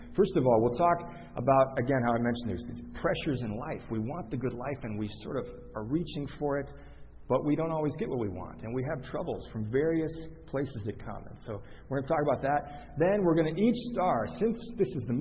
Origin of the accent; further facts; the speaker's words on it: Chicago, Illinois, United States; I grew up in Chicago